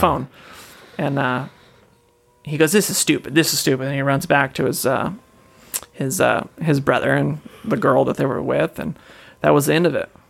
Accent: Washington, United States; I'm from Washington

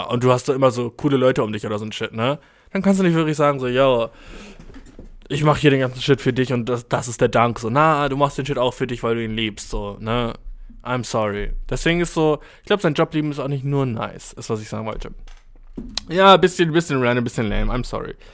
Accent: Albania; Ich komme aus Albanien, Mann, dude.

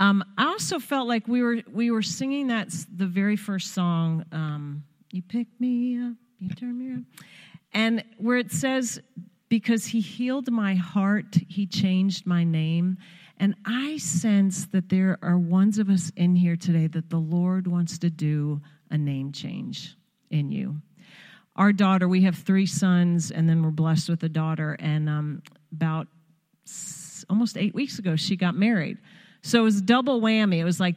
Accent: Long Island, New York, United States; First, I have to say, I was born and raised on Long Island.

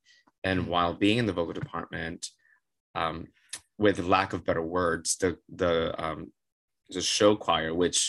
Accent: Miami, Florida, United States; moved away as an adult; also born or lived in Otterbein, Ohio; now in New York, United States; Born and raised Miami, Florida, 305 represent

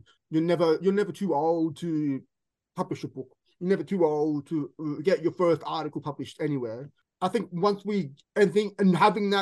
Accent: Sydney, New South Wales, Australia; moved away as an adult; now in London, United Kingdom; where I grew up in Sydney, in the Western suburbs

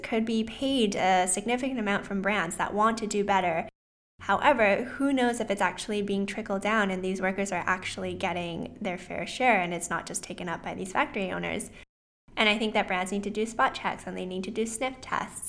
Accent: Vancouver, British Columbia, Canada; I was also born and raised in Vancouver, Canada, so I am Canadian

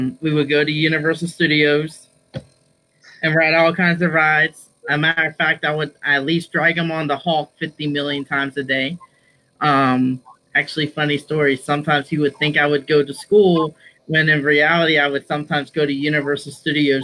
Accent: Florida, United States; I'm from the proud state of Florida. I am actually in Port St. Lucie, Florida.

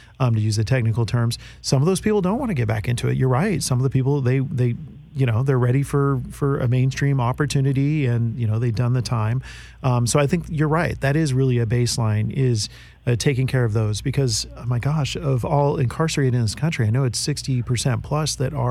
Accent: Marin County, Bay Area, California, United States; Marin County, where I grew up in the Bay Area

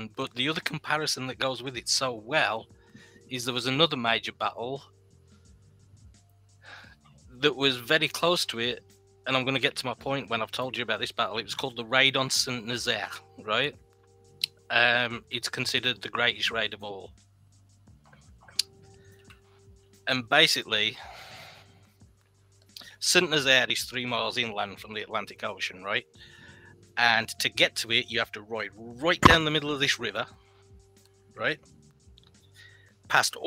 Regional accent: England, United Kingdom; moved away as an adult; now in United States; growing up in England

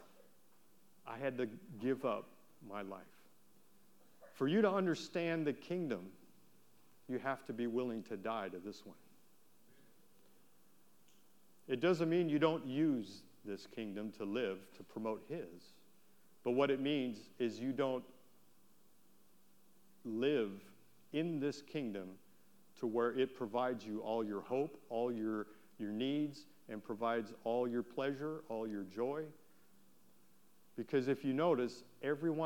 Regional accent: Wisconsin, United States; moved away; I'm from Wisconsin, right? We have tornadoes

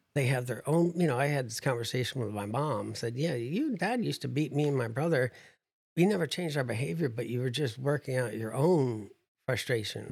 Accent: New Jersey, United States; I'm from New Jersey, so I'm a pessimist

